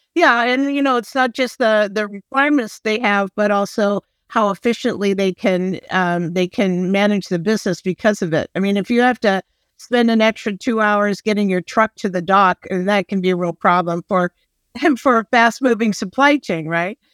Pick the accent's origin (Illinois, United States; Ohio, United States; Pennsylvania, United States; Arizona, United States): Arizona, United States; Phoenix; moved away; I grew up in Phoenix